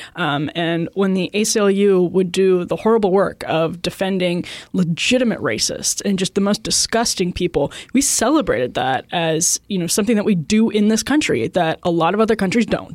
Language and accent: English; outside Milwaukee, Wisconsin, United States; growing up outside Milwaukee